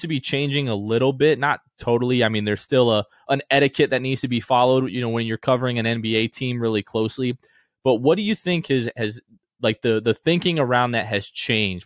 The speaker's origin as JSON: {"language": "English", "town": "New Port Richey", "region": "Florida", "country": "United States", "tie": "born or raised there", "said": "growing up in Newport Richey, I know that hour and forty-five, two and a half hour sometime drive from Pasco County out to Orlando"}